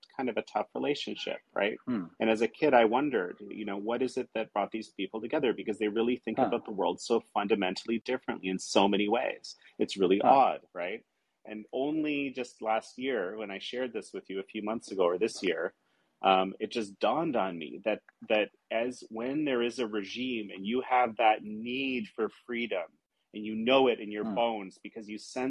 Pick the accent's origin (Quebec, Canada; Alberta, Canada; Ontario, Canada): Ontario, Canada; Toronto; born or raised there